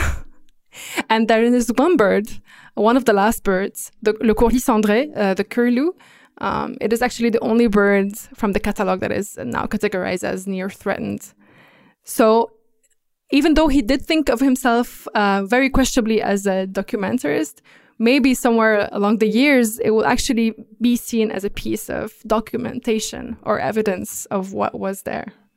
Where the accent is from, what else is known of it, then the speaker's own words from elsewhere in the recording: Lebanon; during the Civil War in Lebanon, in my home country